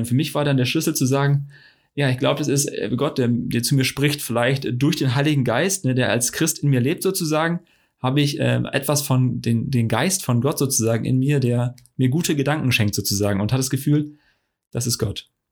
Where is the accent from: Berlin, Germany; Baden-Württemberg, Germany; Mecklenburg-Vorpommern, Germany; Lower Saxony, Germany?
Lower Saxony, Germany; Friesland; ich bin aus Friese